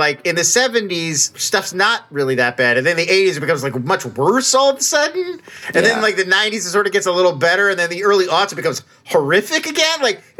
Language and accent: English; New Jersey, United States; I grew up in South Jersey.